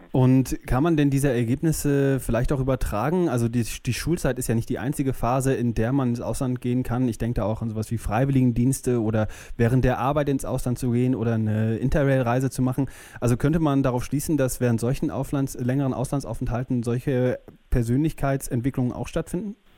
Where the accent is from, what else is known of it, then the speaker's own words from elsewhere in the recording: near Cologne, North Rhine-Westphalia, Germany; also born or lived in Denmark; Nach zehn Jahren in meiner Heimatstadt in der Nähe von Köln hat es mir dann gereicht